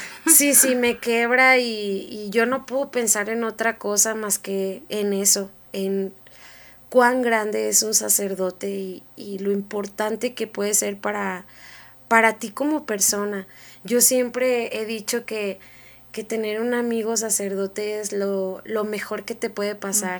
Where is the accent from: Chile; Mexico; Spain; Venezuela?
Mexico; todos nosotros como mexicanos